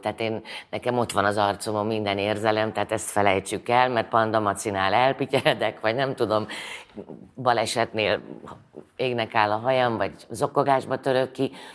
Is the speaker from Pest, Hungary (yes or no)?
no; Szombathely, Vas, Hungary; moved away; szombathelyi vagyok